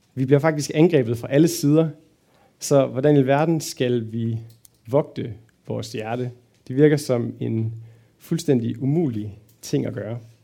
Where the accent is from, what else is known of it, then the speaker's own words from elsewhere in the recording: Fredericia, Southern Denmark, Denmark; now in Aarhus, Denmark; Bor i Aarhus, kommer egentlig fra Fredericia